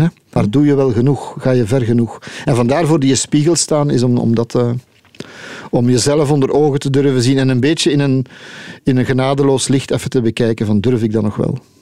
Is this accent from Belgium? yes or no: yes; Leuven, Flanders, Belgium; ik ben van Leuven, dus ik ben thuis in Leuven